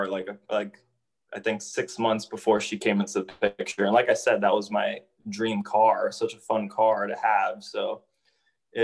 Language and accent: English; Miami, Florida, United States; moved away as an adult; also born or lived in Delray Beach, Florida / Georgia; now in Indianapolis, United States; I lived in Miami for 25 years of my life and hadn't experienced anything else other than